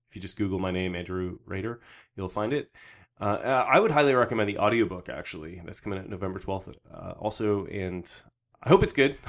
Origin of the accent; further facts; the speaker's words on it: Canada; I was from Canada